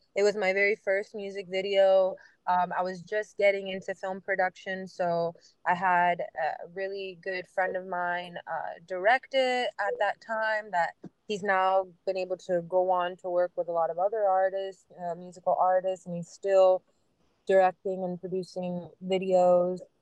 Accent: Miami, Florida, United States; I'm born and raised in Miami, Miami girl, Westchester girl

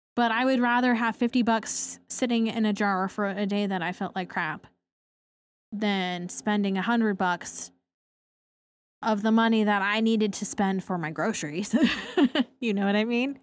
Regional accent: Portland, Oregon, United States; I grew up in Portland, Oregon, overcast nine months out of the year

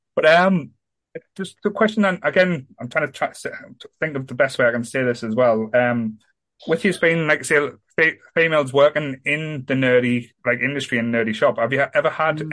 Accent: Sunderland, North East England, United Kingdom; I'm from Sunderland. I love Sunderland

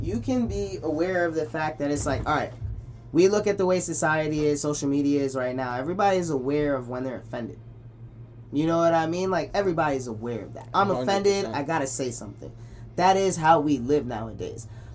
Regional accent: New York City, New York, United States; I'm from Flatbush

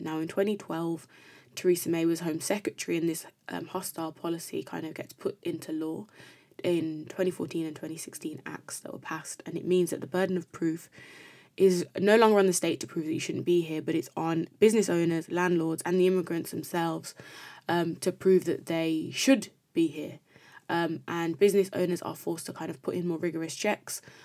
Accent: Birmingham, West Midlands, United Kingdom; I'm a Brummie

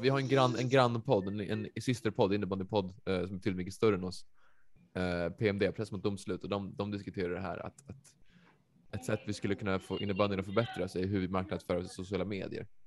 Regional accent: Västerås, Västmanland, Sweden; jag är från Västerås

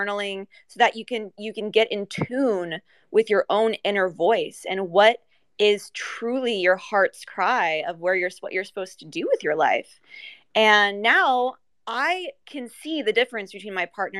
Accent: United States; I'm from America

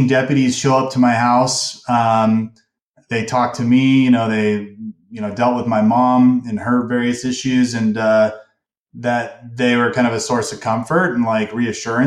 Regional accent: Ventura County, Southern California, United States; moved away as an adult; also born or lived in Utah; now in Salt Lake City area, Utah, United States; I moved out to Utah about 3 years ago from Southern California. I was born and raised in Southern California.

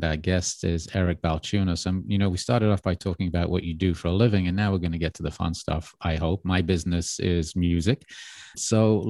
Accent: Birmingham, West Midlands, United Kingdom; my hometown in Birmingham in England

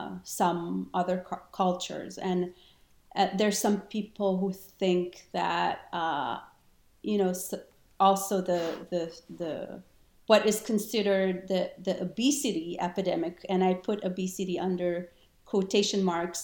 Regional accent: Israel; English is a second language; moved away; also born or lived in Argentina; And yeah, I grew up in Israel for many years. I lived there, but I traveled to South America, and I was actually born in Argentina.

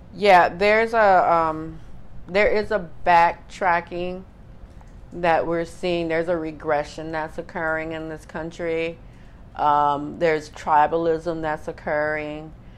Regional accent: Miami, Florida, United States; growing up in Miami

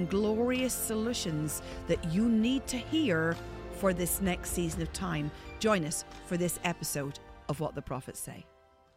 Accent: Ireland; I'm Irish

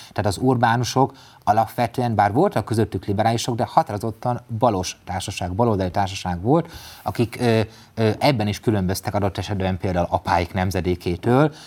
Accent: Mezőtúr, Jász-Nagykun-Szolnok, Hungary; egy kisvárosból, mezőtúról származom

